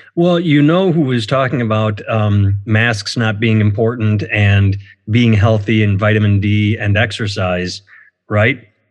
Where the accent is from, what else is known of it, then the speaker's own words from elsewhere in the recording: United States; I'm an American